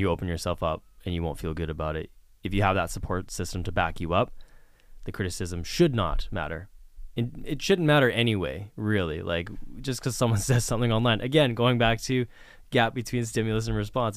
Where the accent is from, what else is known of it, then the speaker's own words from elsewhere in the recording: Vancouver, British Columbia, Canada; moved away as an adult; also born or lived in Prince Edward Island / Toronto; I grew up in Vancouver, British Columbia